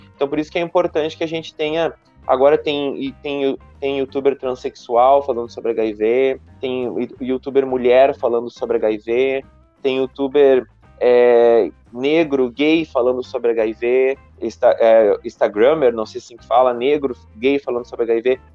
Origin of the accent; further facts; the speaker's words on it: Uruguaiana, Rio Grande do Sul, Brazil; eu nasci aqui no Rio Grande do Sul, numa cidadezinha pequena que se chama Uruguaiana, que é uma cidade fronteira com a Argentina, com passo de Los Libres. E eu cresci aqui